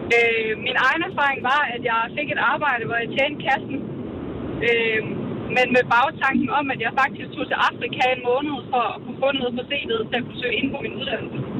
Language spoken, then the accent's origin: Danish; Vorgod, Central Denmark Region, Denmark; Jeg er fra Vorgod.